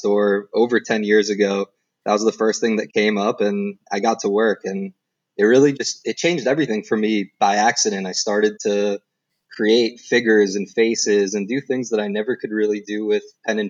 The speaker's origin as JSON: {"language": "English", "region": "New Jersey", "country": "United States", "tie": "born or raised there", "said": "I grew up in New Jersey. I lived in Jersey pretty much all my life up until I was 18"}